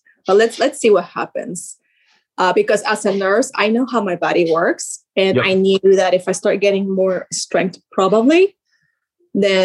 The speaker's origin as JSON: {"language": "English", "town": "Sarasota", "region": "Florida", "country": "United States", "said": "I'm from Sarasota, Florida."}